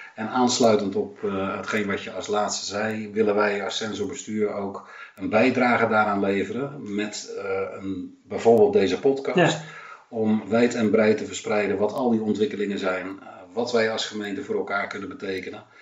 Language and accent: Dutch; Amsterdam, North Holland, Netherlands; now in Texel, Netherlands; ik woon op Texel, maar ik ben in Amsterdam geboren